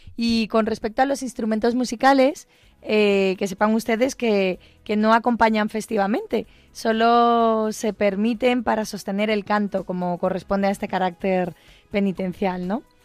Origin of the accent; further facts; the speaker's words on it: Galicia, Spain; una zona de Galicia, en mi pueblo, en una aldeita